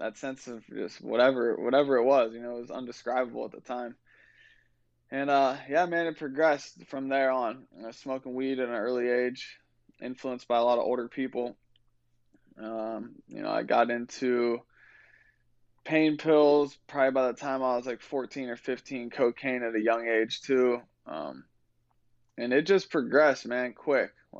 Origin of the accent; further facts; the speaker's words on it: Ohio, United States; I'm from Ohio